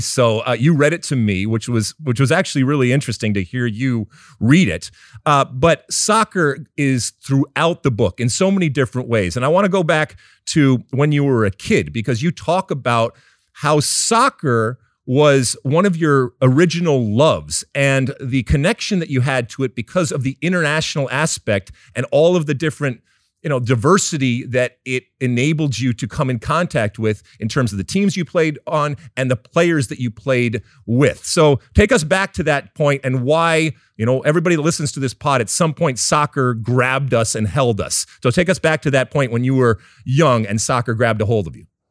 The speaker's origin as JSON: {"language": "English", "area": "suburbs of Detroit", "region": "Michigan", "country": "United States", "tie": "born or raised there", "said": "I grew up in the suburbs of Detroit"}